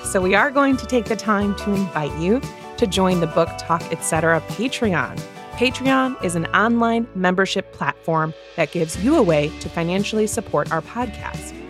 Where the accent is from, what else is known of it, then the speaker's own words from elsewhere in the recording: Midwest, United States; two Midwest movie readers